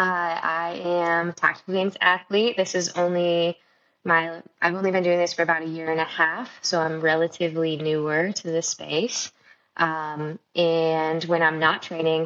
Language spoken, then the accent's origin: English; Marysville, Michigan, United States; moved away; I grew up in Michigan, in around Marysville, Michigan.